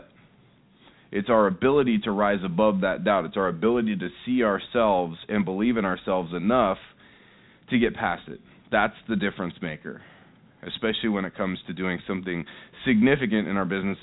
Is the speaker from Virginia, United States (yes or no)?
no; Seattle, Washington, United States; I'm here in Las Vegas. I'm obviously from Seattle, Washington.